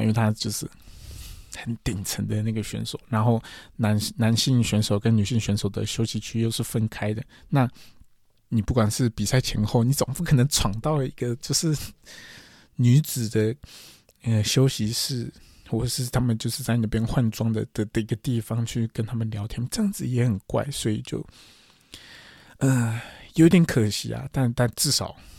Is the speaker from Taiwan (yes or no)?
yes; Taiwan; also born or lived in Kyushu, Japan; 我是台湾人